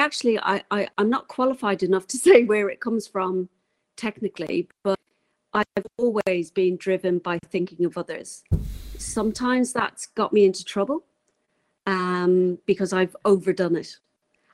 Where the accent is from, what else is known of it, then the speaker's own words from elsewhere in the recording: Ireland; also born or lived in England; now in New Zealand; I grew up in Ireland